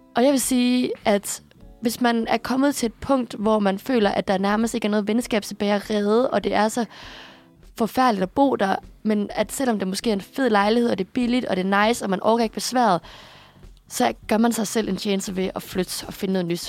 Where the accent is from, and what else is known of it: Aarhus, Central Denmark Region, Denmark; moved away as an adult; now in Copenhagen, Denmark